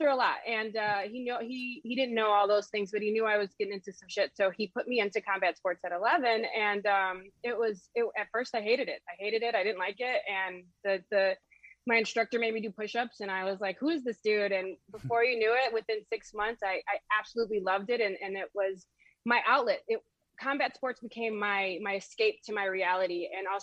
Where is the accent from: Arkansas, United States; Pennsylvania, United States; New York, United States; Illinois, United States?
Illinois, United States; Chicago; I'm from Chicago, I'm from the hood.